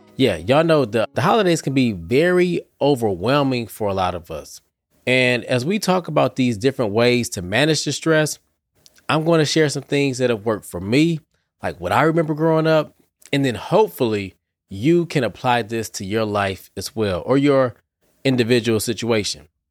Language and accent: English; Detroit, Michigan, United States; I'm from Detroit, too